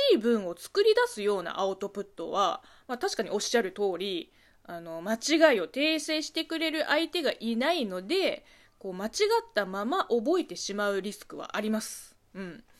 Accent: China; moved away; 中国生まれ中国育ちの私

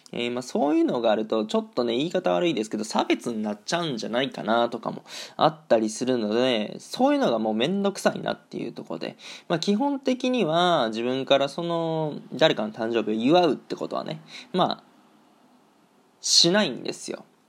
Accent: Japan; now in Germany; 2年半ぶりに日本に帰 国したんですよね。まあ地元に帰ってたわけなんですけども

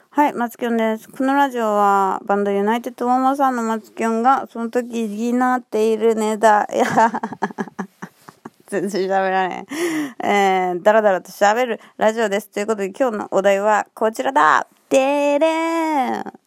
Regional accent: Kansai, Japan; accent: Kansai intonation; 私のイントネーションで、「あ、関西の方ですか？」みたいな気づいてくれて

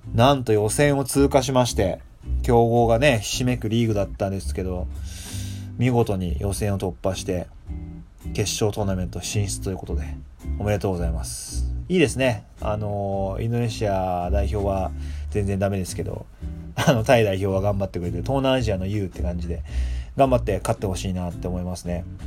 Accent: Japan; moved away; 年明けに日本に帰ってたんですけど

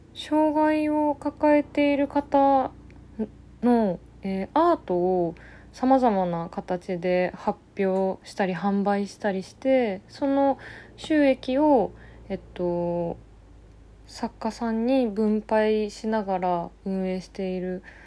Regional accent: Tokyo, Japan; 生まれ育った東京

